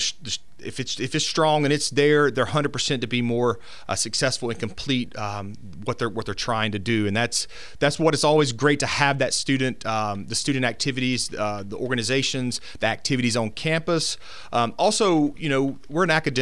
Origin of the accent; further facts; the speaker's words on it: Summerton, Alabama, United States; moved away as an adult; I come from Summerton, Alabama. It's about 25 miles west of Birmingham. So I spent all my P-12 school there